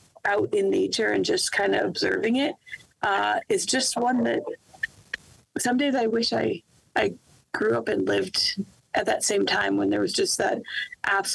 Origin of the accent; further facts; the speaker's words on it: East Coast, United States; moved away; I grew up on the East Coast